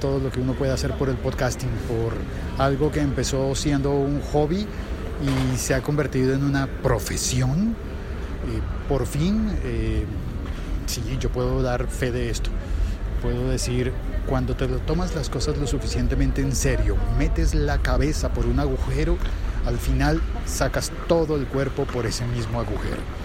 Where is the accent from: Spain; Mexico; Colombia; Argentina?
Colombia; en mi país